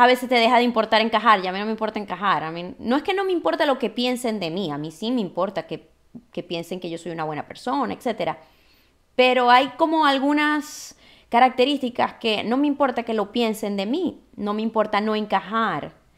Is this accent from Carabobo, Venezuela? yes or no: no; Maracaibo, Zulia, Venezuela; es maracucha como yo